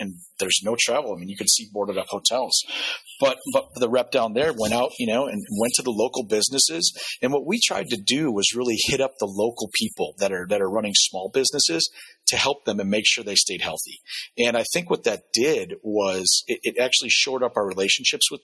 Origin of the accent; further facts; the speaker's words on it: Wisconsin, United States; I'm from Wisconsin